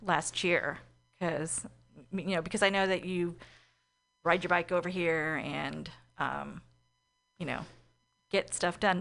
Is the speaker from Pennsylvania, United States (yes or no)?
no; East Bay, California, United States; I'm from the East Bay